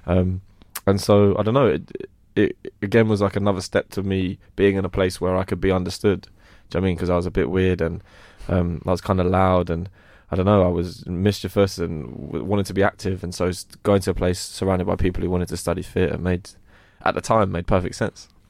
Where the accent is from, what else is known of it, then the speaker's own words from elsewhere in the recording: London, United Kingdom; also born or lived in Croydon / Streatham / Brixton; I grew up in West Norwood and I moved to Croydon. Um, so I kind of, all around Strip, Stretton and Brixton, that, that kind of whole area of South was where I was brought up.